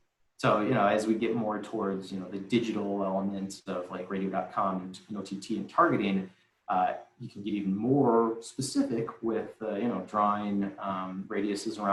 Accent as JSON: {"language": "English", "town": "Deerfield", "region": "Illinois", "country": "United States", "said": "I'm from Deerfield"}